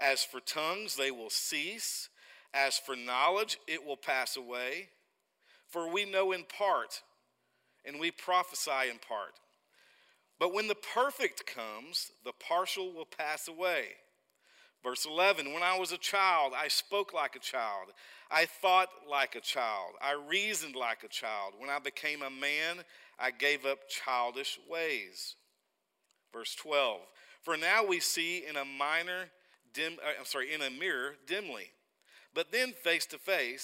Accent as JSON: {"language": "English", "town": "Oklahoma City", "region": "Oklahoma", "country": "United States", "tie": "born or raised there", "also_born_or_lived": "Buffalo, Oklahoma", "accent": "Arkansas", "moved": "as an adult", "said": "Grew up in Oklahoma City, spent a lot of time in Oklahoma City"}